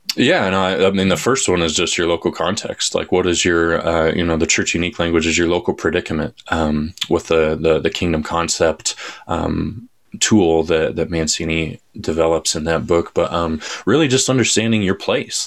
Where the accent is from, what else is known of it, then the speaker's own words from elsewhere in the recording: Colorado, United States; also born or lived in Joplin, Missouri; I was born and raised in Colorado.